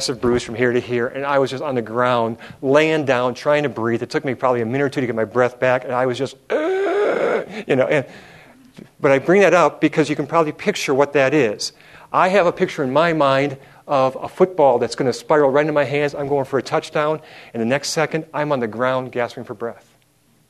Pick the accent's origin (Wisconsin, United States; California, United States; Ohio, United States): Wisconsin, United States; Milwaukee; when I was about 8 or 9 years old growing up in Milwaukee, Wisconsin